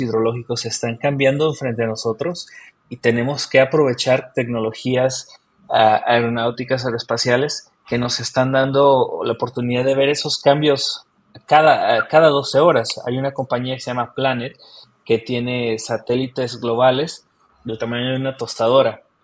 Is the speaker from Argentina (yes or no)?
no; Mexico; moved away as an adult; now in New Zealand; yo nací en México